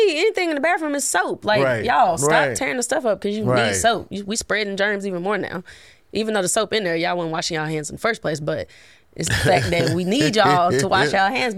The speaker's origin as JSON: {"language": "English", "region": "Tennessee", "country": "United States", "moved": "yes", "lives_now": "Mississippi, United States", "said": "I'm from Tennessee"}